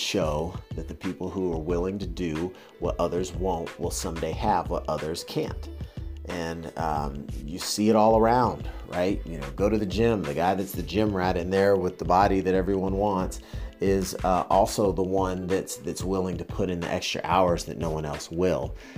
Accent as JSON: {"language": "English", "region": "the South", "country": "United States", "tie": "born or raised there", "said": "I was raised in the South"}